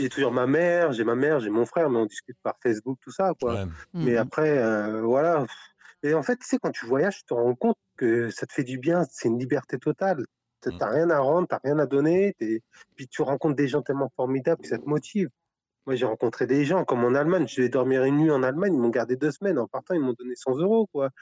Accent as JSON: {"language": "French", "area": "Paris region", "region": "Île-de-France", "country": "France", "also_born_or_lived": "Brittany", "moved": "yes", "said": "je suis de, la région parisienne, mais on a, ça fait une dizaine d'années qu'on est en Bretagne"}